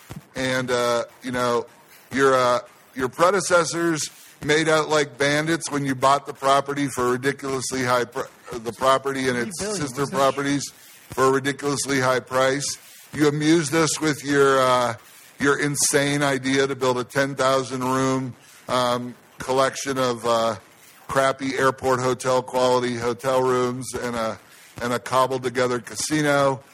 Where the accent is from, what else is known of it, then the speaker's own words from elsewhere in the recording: Ohio, United States; now in Las Vegas, United States; my home state of Ohio